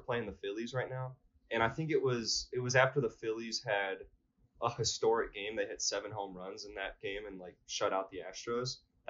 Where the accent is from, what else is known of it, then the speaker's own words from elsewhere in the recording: Texas, United States; I grew up outside of Houston and saw these commercials nonstop.